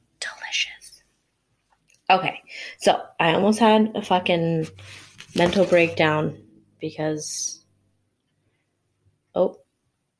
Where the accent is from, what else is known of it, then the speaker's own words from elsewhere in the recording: Arizona, United States; now in Ohio, United States; I'm from Arizona